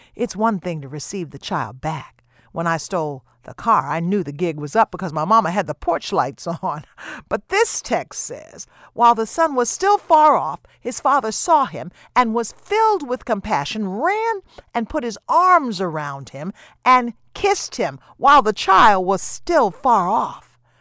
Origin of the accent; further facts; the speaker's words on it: the South, United States; I grew up in the South, and I know what feeding the pigs, slopping the hogs is all about.